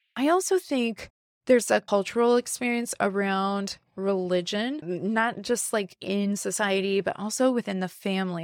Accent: the Bible Belt, United States; moved away as an adult; also born or lived in West Coast, United States; now in Midwest, United States; I, I grew up in the Bible Belt, but I lived and had a professional life, and most of my adult life was on the West Coast.

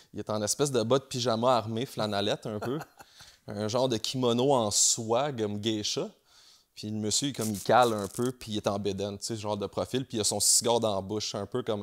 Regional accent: Montreal, Quebec, Canada; je viens de Montréal.

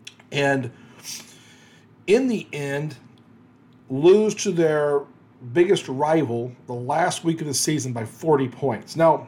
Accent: Louisiana, United States; I grew up in Louisiana.

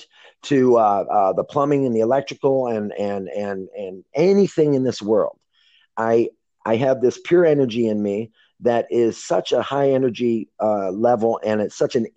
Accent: Lakewood, Ohio, United States; when I was growing up in Lakewood, Ohio with my 8 brothers and sisters

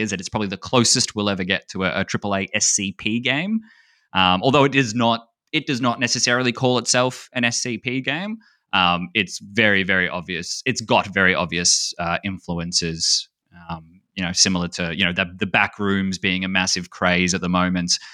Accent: Australia; being Australian, we call Cheerios like something different. Like Cheerios for us are like little hot dogs

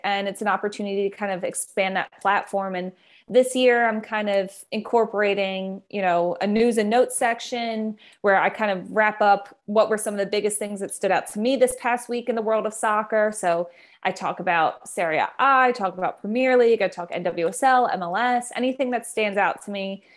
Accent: Philadelphia, Pennsylvania, United States; also born or lived in Maryland; We're both from the Philadelphia area

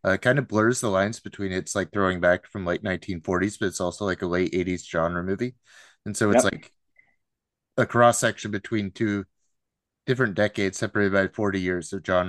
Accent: Seattle, Washington, United States; I'm just like from the Pacific Northwest, Seattle area here

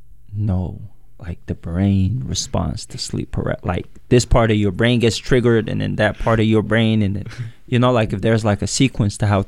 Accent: Yemen; now in Portland, United States; growing up in Yemen

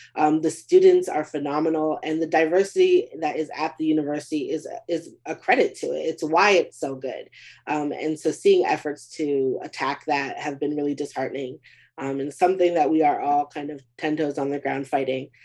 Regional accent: Beaumont, Texas, United States; my hometown of Beaumont, Texas

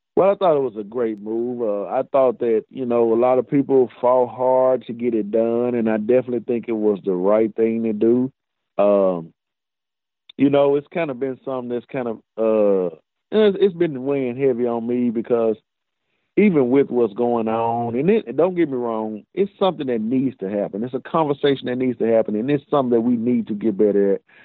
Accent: Mississippi, United States; also born or lived in Clinton, Mississippi; I'm proud to say I'm from Mississippi

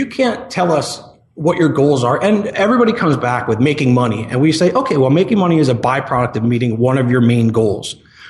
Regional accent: New Jersey, United States; now in Tempe, United States; So I live in Tempe, Arizona. That's where I run Marketing Press out of. And I'm a transplant from New Jersey.

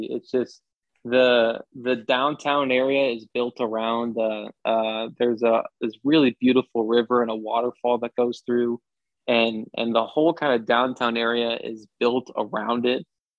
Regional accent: Lake of the Ozarks, Missouri, United States; moved away as an adult; also born or lived in Topeka, Kansas; now in Greenville, United States; I grew up in a small town, and I grew up in the Lake of the Ozarks

